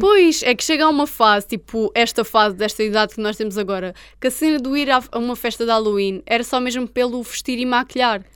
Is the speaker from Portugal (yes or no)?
yes; Portugal; eu sou Tuga, já sabem que eu sou Tuga